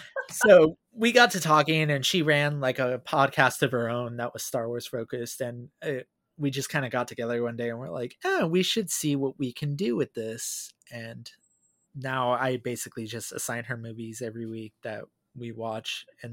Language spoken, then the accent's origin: English; California, United States; also born or lived in Kaiserslautern, Germany; No, I am actually from California. I briefly lived in Arizona for a year or two.